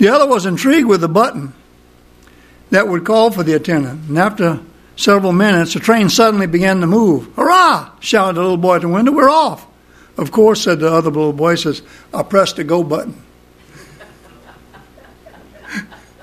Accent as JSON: {"language": "English", "area": "Cocodrilo", "region": "Louisiana", "country": "United States", "said": "I'm from Cocodrilo, Louisiana"}